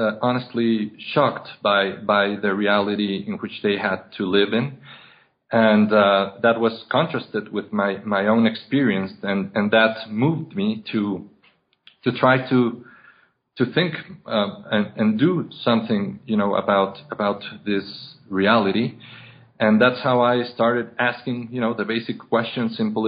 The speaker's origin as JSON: {"language": "English", "region": "Mexico City", "country": "Mexico", "tie": "born or raised there", "said": "I was born and raised in Mexico City"}